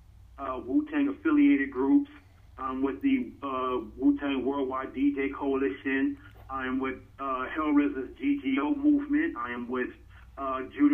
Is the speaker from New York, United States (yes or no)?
yes; New York City, New York, United States; Born and raised in Brooklyn, New York